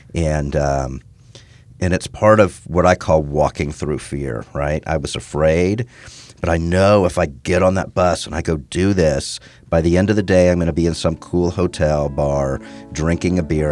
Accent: Houston, Texas, United States; born or raised there; also born or lived in Midwest

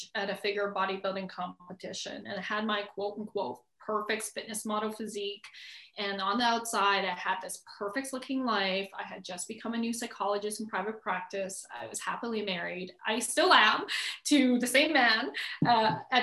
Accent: Edmonton, Alberta, Canada; also born or lived in Calgary; I was born in Calgary, actually, which is 3 hours from Edmonton, 3 hours south. And I think most people know where Calgary is. It's close to Rocky Mountains, Banff, Canada. And I was born there, but I was pretty much raised in Edmonton since I was four

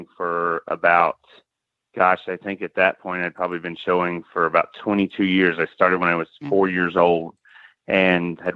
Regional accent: Mobile, Alabama, United States; I was born in Mobile, Alabama.

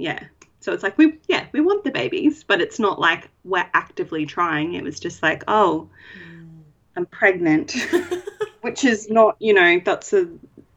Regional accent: Brisbane, Queensland, Australia; I'm from Brisbane, north side of Brisbane.

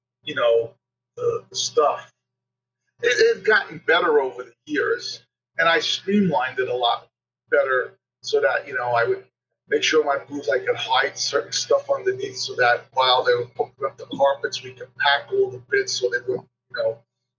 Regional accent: New York, United States; I'm from New York

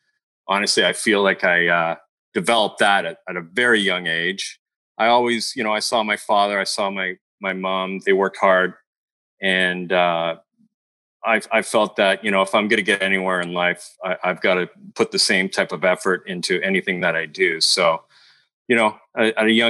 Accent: Montreal, Quebec, Canada; now in California, United States; I'm from Montreal.

